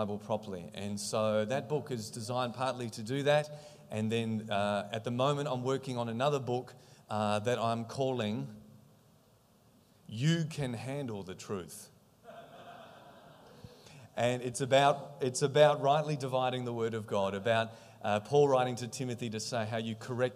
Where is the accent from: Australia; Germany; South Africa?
Australia; I'm from Australia